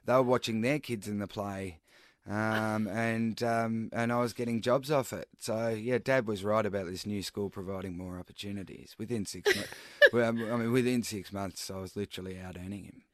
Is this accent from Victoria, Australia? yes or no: yes; Daylesford, Victoria, Australia; moved away; also born or lived in Melbourne; I moved to, um, back to my hometown in Dalesford